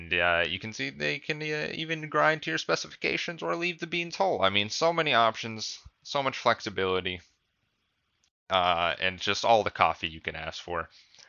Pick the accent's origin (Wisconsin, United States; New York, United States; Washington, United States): Washington, United States; Seattle; I get it, because we're from Seattle. Well, two of the people on the podcast are.